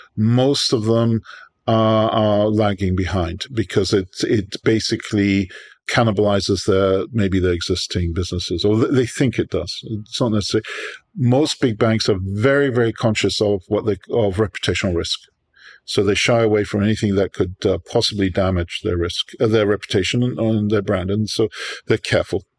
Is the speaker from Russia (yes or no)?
no; United Kingdom; moved away as an adult; now in New York, United States; I'm born in New York, but I was raised in Europe, uh, mostly in Britain